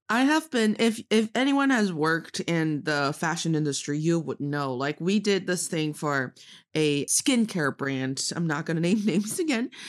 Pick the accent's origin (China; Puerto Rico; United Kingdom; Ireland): China; Northeast China; now in Beijing, China; I am from the northeast part of China, proudly representing Dongbae